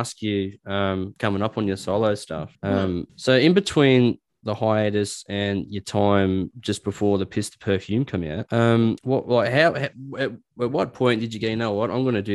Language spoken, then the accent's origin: English; Newcastle, New South Wales, Australia; moved away; also born or lived in Liverpool; Newcastle where I'm from